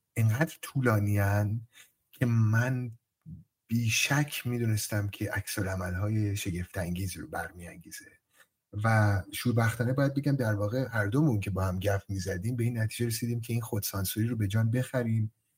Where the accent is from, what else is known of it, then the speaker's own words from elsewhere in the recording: Sari, Mazandaran, Iran; متولد سال 1362 در شهر ساری در مازندران به دنیا آمدم